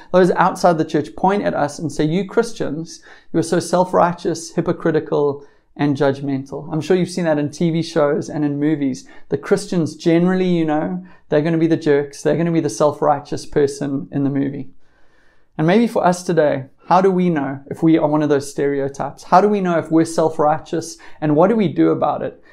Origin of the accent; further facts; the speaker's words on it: South Africa; being South African